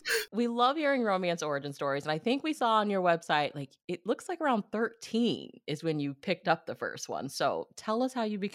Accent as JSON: {"language": "English", "region": "Missouri", "country": "United States", "tie": "born or raised there", "moved": "yes", "said": "I think actually my hometown back in Missouri now"}